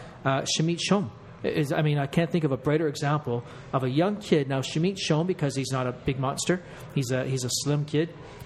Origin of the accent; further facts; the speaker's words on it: Toronto, Ontario, Canada; I'm a Torontonian, so we don't talk about Hamilton, at least not positively.